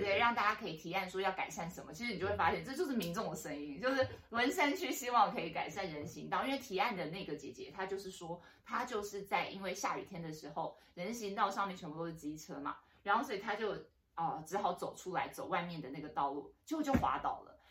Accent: Taipei, Taiwan; 从小在文山区生长

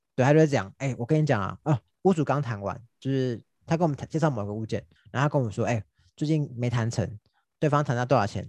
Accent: Taiwan; 以我们台湾人的个性

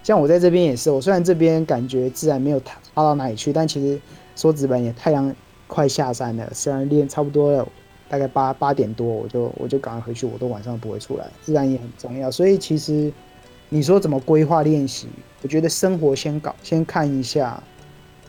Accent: Miaoli County, Taiwan; also born or lived in Pennsylvania, United States; 刚好我是苗栗人

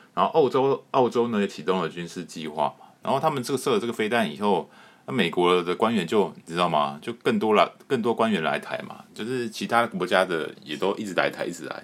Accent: Taiwan; 我们台湾人

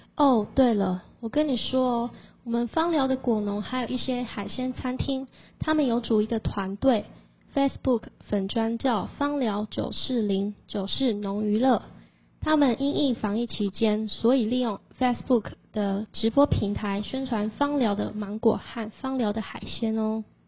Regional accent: Fangliao, Pingtung County, Taiwan; 我可是屏东方疗土生土长的在地人呢

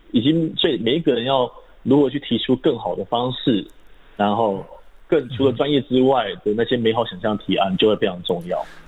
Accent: Taiwan; 我们来自于台湾这块土地，嗯。终将回归于台湾这块土地

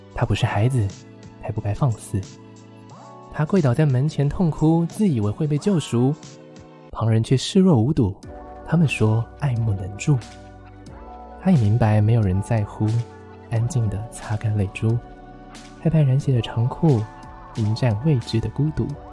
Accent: Taichung, Taiwan; 我台中人啊

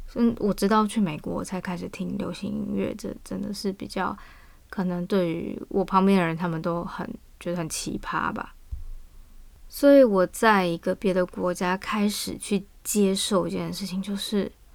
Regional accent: Taiwan; accent: Taiwanese accent; moved away as an adult; also born or lived in United States; now in Japan; 我以前真的在台湾的时候，我不觉得我是台湾人，但是呢，我又不是日本人

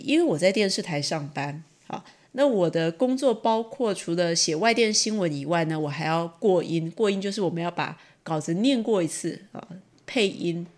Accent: Taichung, Taiwan; 因为我是台中人

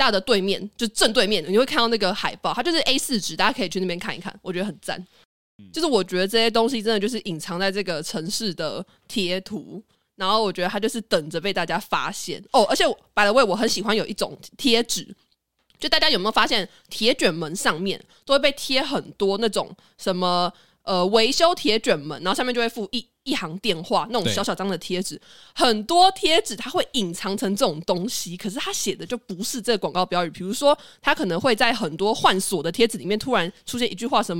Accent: Taiwan; 我觉得台湾人，我们看到外国人在讲中文的时候

